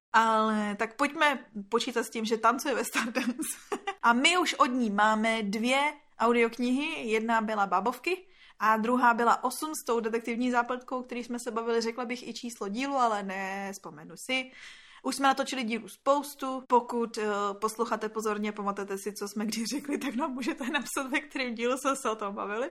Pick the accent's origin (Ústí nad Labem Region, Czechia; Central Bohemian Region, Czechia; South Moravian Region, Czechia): Ústí nad Labem Region, Czechia; Litvínov; Tady, tady u nás v Litvínově